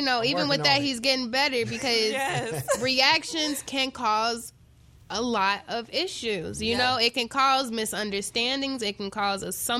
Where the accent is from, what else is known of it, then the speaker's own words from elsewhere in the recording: Chicago, Illinois, United States; I'm from Chicago